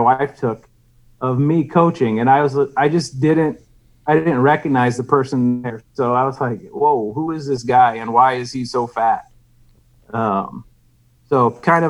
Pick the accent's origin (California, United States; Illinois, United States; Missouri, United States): Missouri, United States; St. Louis; I'm from St. Louis